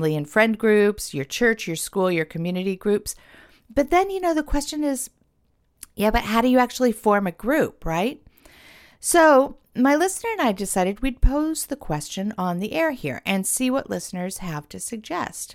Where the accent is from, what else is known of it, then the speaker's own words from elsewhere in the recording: Los Angeles, California, United States; I lived in Hollywood myself. I grew up in Los Angeles